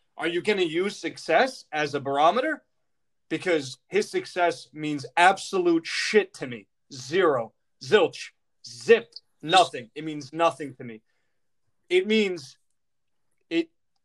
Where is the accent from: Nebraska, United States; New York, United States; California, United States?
New York, United States; New York City; born or raised there